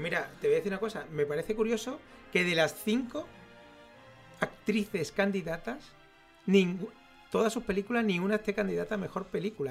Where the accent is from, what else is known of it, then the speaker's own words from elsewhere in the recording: Spain; todos los que somos españoles